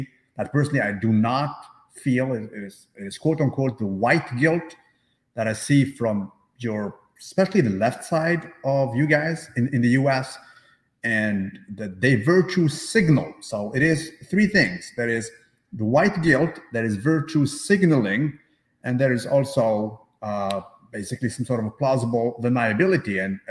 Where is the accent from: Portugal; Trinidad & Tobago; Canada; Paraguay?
Canada; I'll talk to you as a Canadian, because most of my life is here, actually.